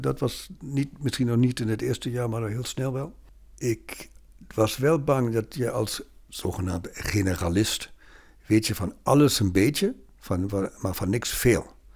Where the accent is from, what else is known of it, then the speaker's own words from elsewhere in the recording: Bremen, Germany; Dutch is a second language; moved away as an adult; also born or lived in Berlin / Tübingen / Lübeck / Regensburg; now in Netherlands; ik ben Noorderling in Bremen opgegroeid